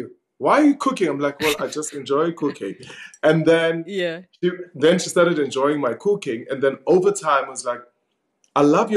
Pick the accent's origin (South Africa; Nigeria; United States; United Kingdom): South Africa; Vosloorus, Gauteng; growing up in Fos Loras with my sister's influence